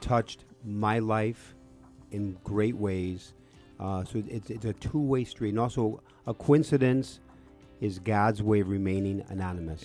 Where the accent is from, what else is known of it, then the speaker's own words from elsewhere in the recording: Chicago, Illinois, United States; I was born and raised in Chicago